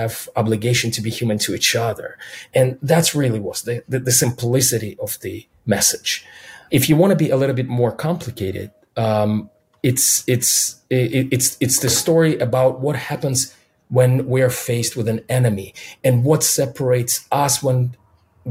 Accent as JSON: {"language": "English", "region": "Minsk", "country": "Belarus", "tie": "born or raised there", "first_language": "Russian", "second_language": "English", "moved": "yes", "lives_now": "United States", "said": "being a kid growing up in Minsk and Belarus"}